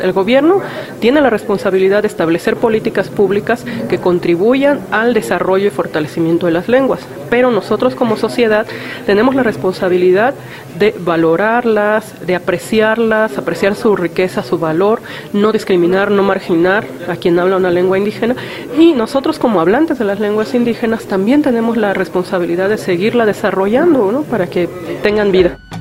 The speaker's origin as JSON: {"language": "Spanish", "country": "Mexico", "said": "como mexicanos debemos colaborar"}